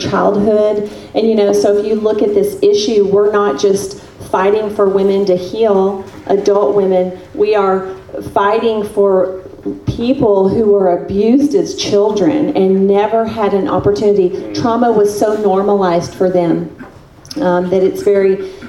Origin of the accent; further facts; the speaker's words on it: Texas, United States; moved away; my home state of Texas